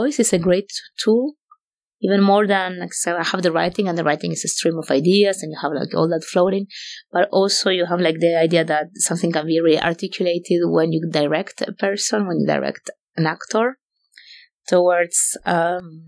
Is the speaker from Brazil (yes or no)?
no; Argentina; moved away; also born or lived in Paris; I grew up in Argentina.